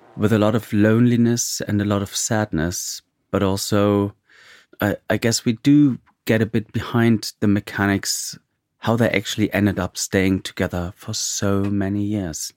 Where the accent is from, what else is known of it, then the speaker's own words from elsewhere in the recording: East Germany, Germany; I'm from East Germany, so Russia has always played an important role in my childhood